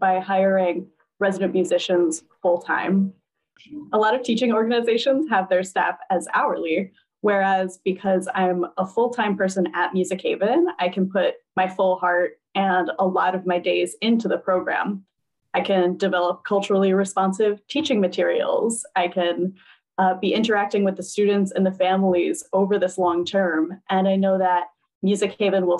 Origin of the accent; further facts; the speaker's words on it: Upper Arlington, Ohio, United States; moved away as an adult; also born or lived in Cleveland, Ohio / Providence, Rhode Island; now in New Haven, United States; I grew up in Upper Arlington, which was a predominantly white suburb of Columbus, Ohio